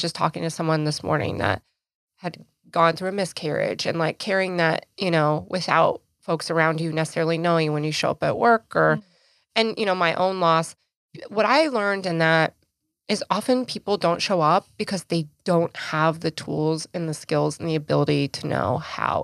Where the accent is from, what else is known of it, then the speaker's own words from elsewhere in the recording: Idaho, United States; moved away; my home state, back in Idaho